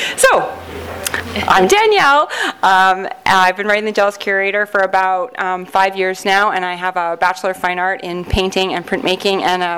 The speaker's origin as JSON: {"language": "English", "country": "Canada", "accent": "Canadian", "said": "I'm from Canada"}